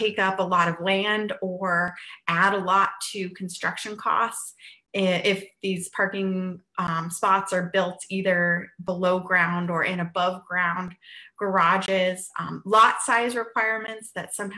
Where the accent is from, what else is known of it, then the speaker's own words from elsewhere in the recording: Western Colorado, United States; moved away; my hometown in Western Colorado